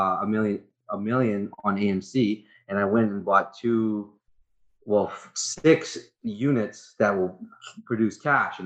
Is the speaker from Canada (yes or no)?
yes; Prince Rupert, British Columbia, Canada; I was born and raised in Prince Rupert. Born and raised